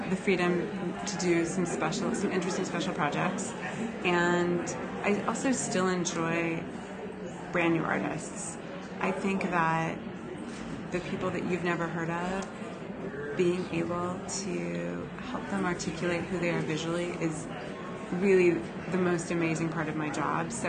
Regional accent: Texas, United States; I grew up in Texas, and we would go to the Houston rodeo and it drew national acts.

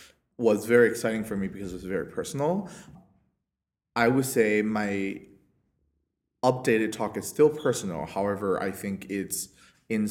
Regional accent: China; now in New York City, United States; I am from China

